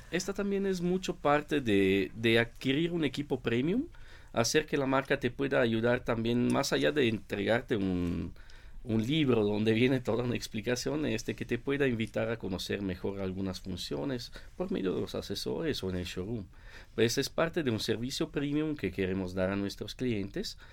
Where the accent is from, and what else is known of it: Italy; moved away; also born or lived in Mexico